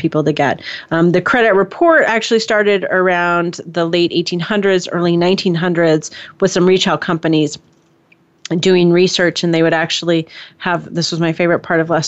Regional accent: San Mateo, California, United States; I was born in Silicon Valley. I was born in San Mateo, California

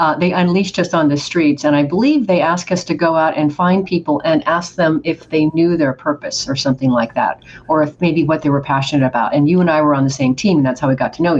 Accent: Oregon, United States; moved away; also born or lived in Hermiston, Oregon / Portland, Oregon; I'm from Oregon

